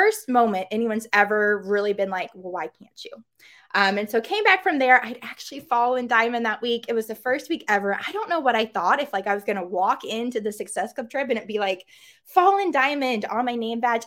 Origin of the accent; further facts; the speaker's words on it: Missouri, United States; I'm from Missouri